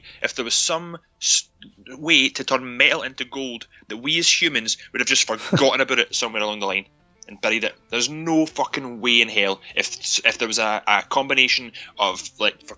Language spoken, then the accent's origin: English; United Kingdom